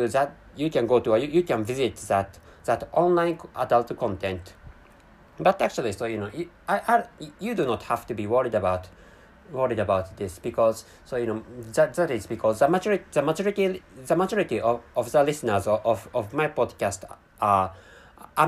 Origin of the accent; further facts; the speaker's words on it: Japan; first language Japanese; English is a second language; I'm a Japanese person, and my mother tongue is Japanese language